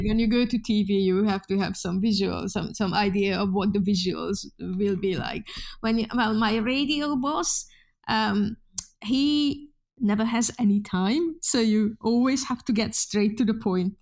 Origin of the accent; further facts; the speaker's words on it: Hungary; English is a second language; moved away as an adult; now in Oulu, Finland; I'm, I'm Hungarian. I was born in Hungary. and went to university in Hungary